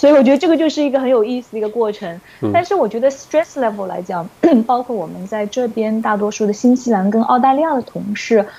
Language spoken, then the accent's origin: Chinese; China; 除了 Donald Trump，除了 Donald Trump，他一定会怪我们中国人。